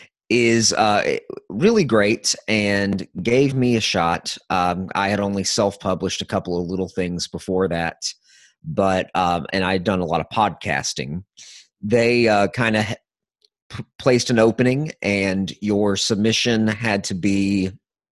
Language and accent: English; the South, United States; I'm from the South